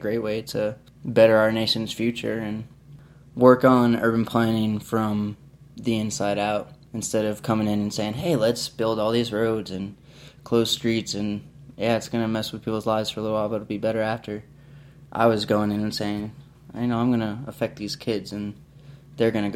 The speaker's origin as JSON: {"language": "English", "area": "Long Island", "region": "New York", "country": "United States", "tie": "born or raised there", "moved": "yes", "said": "I'm from Long Island, New York."}